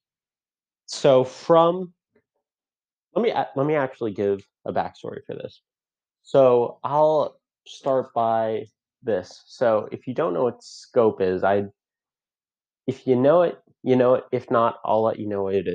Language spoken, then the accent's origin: English; Fairfield, Connecticut, United States; I'm from Fairfield, Connecticut